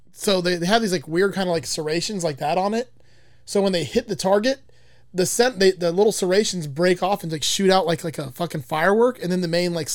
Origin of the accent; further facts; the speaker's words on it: Florida, United States; And I'm from Florida. You're born with a gun here.